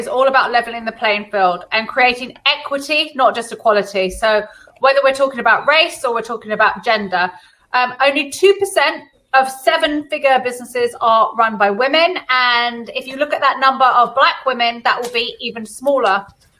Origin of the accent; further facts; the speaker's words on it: California, United States; born there; What a lot of people don't know about me is that I was born in California and both my godparents are Jamaican.